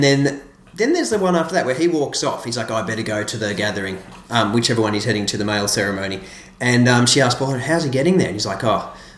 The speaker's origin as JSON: {"language": "English", "country": "Australia", "said": "as an Australian"}